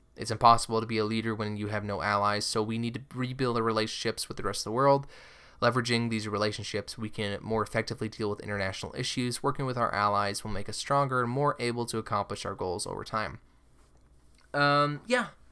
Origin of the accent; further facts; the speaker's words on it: Omaha, Nebraska, United States; I'm from Omaha, Nebraska